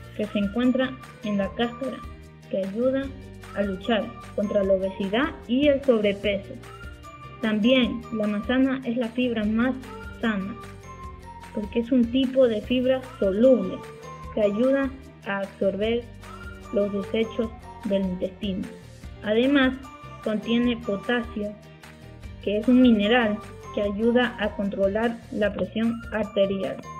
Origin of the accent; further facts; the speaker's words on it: Zacatecas, Mexico; soy de Zacatecas, México.